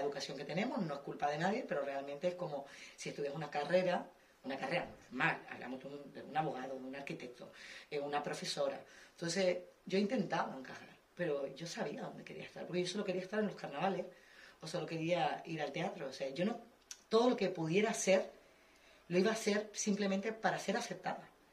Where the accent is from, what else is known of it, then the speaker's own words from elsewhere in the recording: Canary Islands, Spain; moved away; yo, por ejemplo, que vengo de Canarias, que solo había jazz